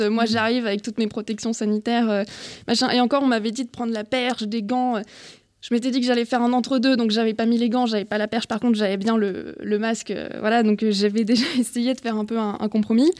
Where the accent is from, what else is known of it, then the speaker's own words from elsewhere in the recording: Brittany, France; je viens de Bretagne